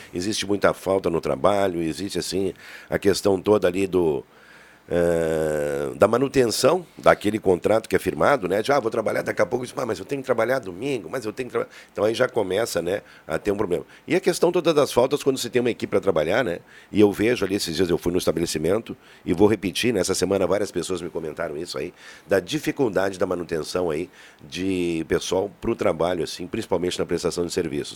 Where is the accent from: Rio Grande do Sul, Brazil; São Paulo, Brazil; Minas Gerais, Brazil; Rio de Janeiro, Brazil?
Rio Grande do Sul, Brazil; Santana do Livramento; moved away; minha terra, Santana do Livramento